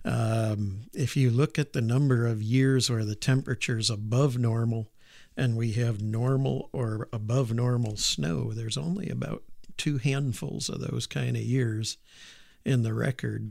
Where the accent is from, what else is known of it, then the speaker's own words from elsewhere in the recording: Auburn, New York, United States; moved away as an adult; also born or lived in Moscow / Purdue; I grew up in upstate New York, uh, in a town called Auburn, which is, uh, right in the Finger Lakes.